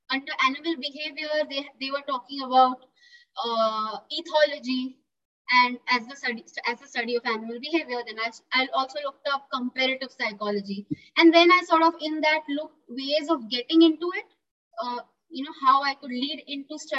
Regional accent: Pune, Maharashtra, India; moved away as an adult; now in Goa, India; I am in Goa, uh, I am originally from uh, well India, the country, and uh, my state is Maharashtra, and I'm I was born in Pune, a city from Maharashtra. But lately, I have shifted to Goa uh, because I joined uh, uh, a zoo over here.

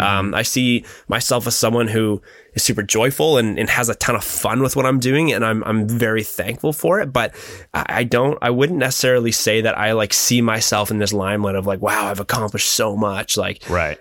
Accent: Midhurst, Ontario, Canada; it's a cool little small town, and and yeah, that's that's where I'm from.

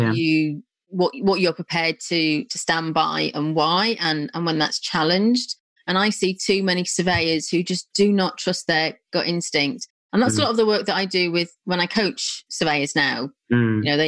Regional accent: North Wales, United Kingdom; now in Milton Keynes area, United Kingdom; I'm from North Wales, you know, so I know those areas. I live in what I now call Middle Earth, not far from Milton Keynes

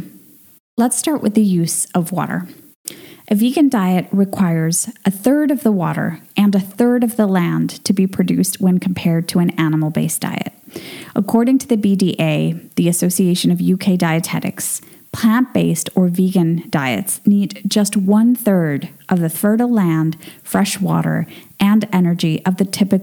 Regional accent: Venezuela; moved away; my home country of Venezuela

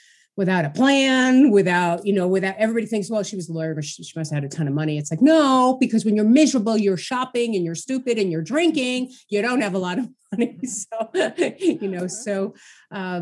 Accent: New York City, New York, United States; I grew up in Brooklyn, New York, to an Orthodox Jewish family

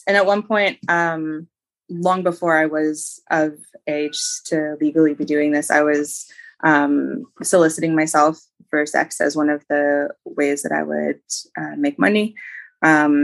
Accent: Ontario, Canada; also born or lived in British Columbia; I decided to leave my hometown where I had gone to high school.

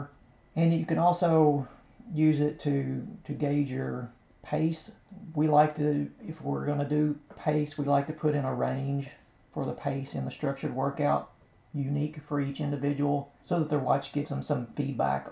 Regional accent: Kentucky, United States; we're from Kentucky

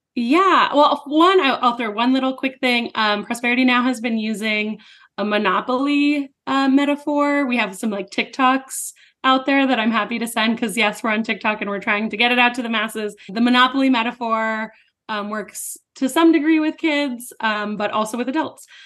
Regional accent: New Mexico, United States; I'm from New Mexico

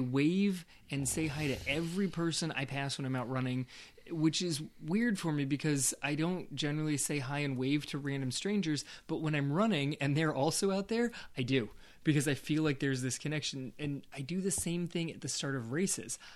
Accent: West Coast, United States; I grew up on the West Coast

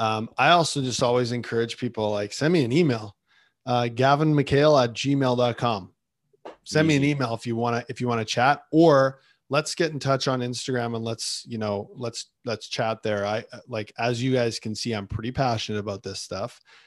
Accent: Winnipeg, Manitoba, Canada; I grew up in Winnipeg.

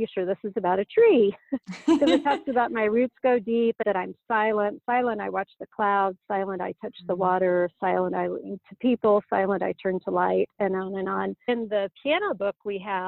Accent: Indiana, United States; my home state of Indiana

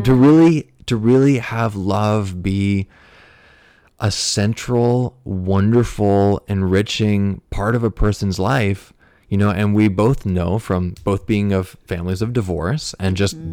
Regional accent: United States; also born or lived in Fairfield, Iowa; we're both from the United States

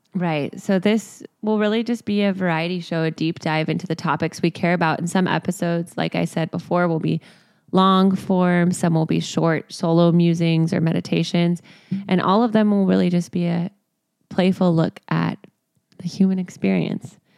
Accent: Texas, United States; now in Venice, Los Angeles, United States; I grew up in Texas

